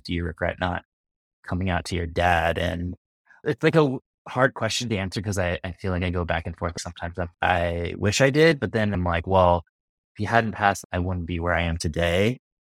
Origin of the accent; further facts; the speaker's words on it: Midwest, United States; my family and growing up in the Midwest